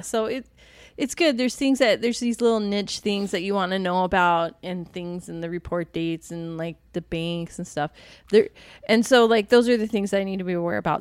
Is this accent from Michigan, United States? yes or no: no; D.C., Virginia / Washington, United States; now in Arizona, United States; my hometown, Virginia, you know, Washington, D C, Virginia.